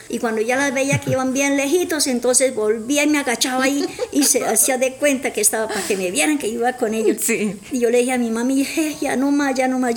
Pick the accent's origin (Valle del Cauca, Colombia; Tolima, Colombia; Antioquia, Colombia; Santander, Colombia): Santander, Colombia; Florián; nací en, la, en, Santander, la belleza Santander, me crecí en Florian.